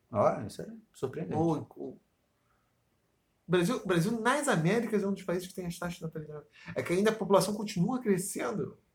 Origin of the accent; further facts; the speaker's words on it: Austria; Portuguese is a second language; now in Brazil; Mas ainda bem que eu vou voltar pra Áustria e não vou ter nada a ver com esse país aqui, porque é meu país natal, né?